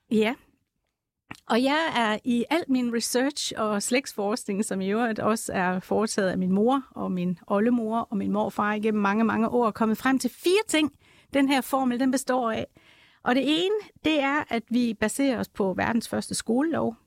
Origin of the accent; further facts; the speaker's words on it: Jutland, Denmark; accent: Jutlandic; nu er jeg jyde, som man sikkert kan høre på min accent